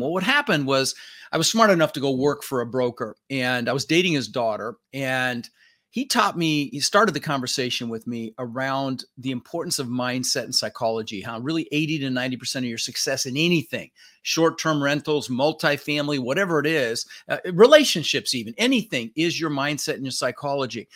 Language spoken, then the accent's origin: English; Denver, Colorado, United States; English is a second language; also born or lived in Netherlands; I was born in the Netherlands, you know, wooden shoes and windmills. Came over when I was six years old with my brother Albert, my mother's Vancha. Ended up in Denver, Colorado.